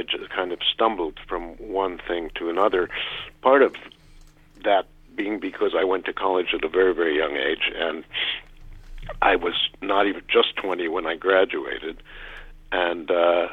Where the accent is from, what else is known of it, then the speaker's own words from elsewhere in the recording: New York City, New York, United States; I grew up in Washington Heights in New York